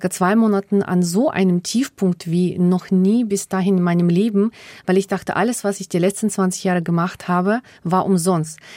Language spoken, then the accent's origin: German; Germany; ich bin eine Deutsche mit finnischen Wurzeln, eben auch mit diesem Bezug zu Karelien, der finnischen Kultur und Sprache mit denen ich aufgewachsen bin, die mir auch sehr wichtig sind nach wie vor.